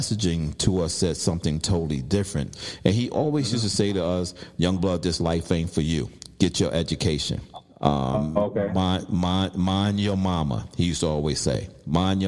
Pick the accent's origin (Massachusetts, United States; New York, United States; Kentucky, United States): New York, United States; New York City; I was growing up in Brooklyn